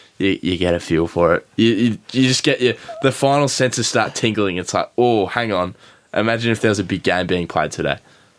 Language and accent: English; Tallangatta, Victoria, Australia